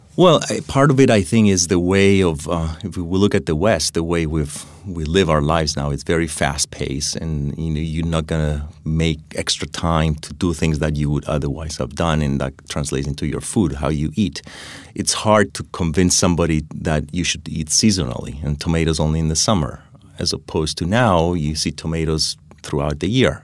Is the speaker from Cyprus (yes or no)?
yes; Cyprus; now in New Haven, United States; I grew up in Cyprus